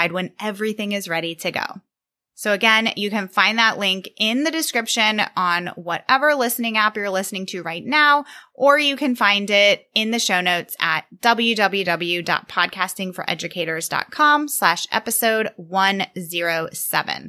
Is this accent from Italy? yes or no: no; Virginia, United States; I'm a podcast manager from Virginia